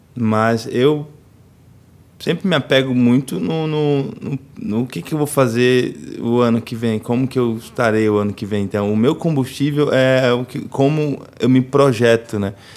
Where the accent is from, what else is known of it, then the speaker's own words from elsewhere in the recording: Itapirama, Bahia, Brazil; moved away; also born or lived in São Paulo; lá em Itapirama, lá na roça, na vilinha lá da roça onde eu cresci